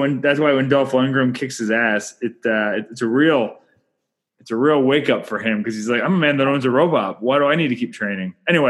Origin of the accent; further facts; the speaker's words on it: Canada; I'm Canadian filmmaker